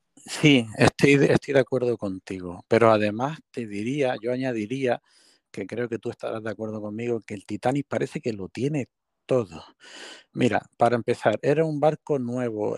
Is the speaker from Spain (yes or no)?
yes; Canary Islands, Spain; como nosotros que somos canarios e isleños